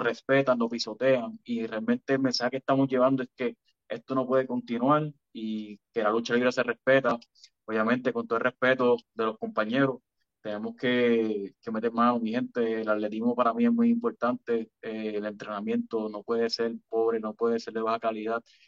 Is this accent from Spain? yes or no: no; Puerto Rico; somos otros boricuas más